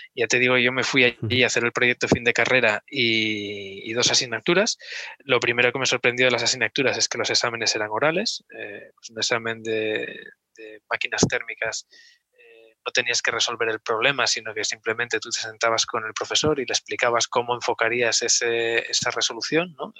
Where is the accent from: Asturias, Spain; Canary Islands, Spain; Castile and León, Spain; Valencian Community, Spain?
Asturias, Spain; Oviedo; moved away as an adult; also born or lived in Gijón / Hamburg; now in Barcelona, Spain; Yo nací en Oviedo hace un poquito más de, 40 años ya y, me crié, pues bueno, pues eh, iba al colegio San Ignacio